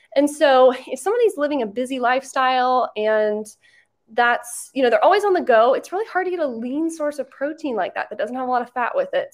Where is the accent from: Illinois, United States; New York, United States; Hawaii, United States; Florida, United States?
Florida, United States; Orlando; I'm from Orlando